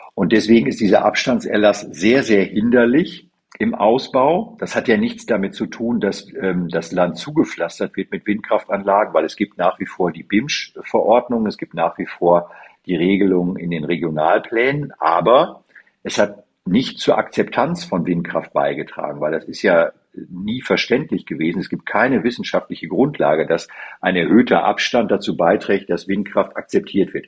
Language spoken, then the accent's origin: German; Münsterland, North Rhine-Westphalia, Germany; Ich komme ja aus der Bezirk, aus dem Münsterland